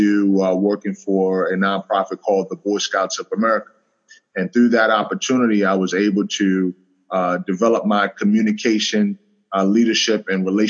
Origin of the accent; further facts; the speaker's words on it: New York City, New York, United States; I grew up in a single parent home in the South Bronx.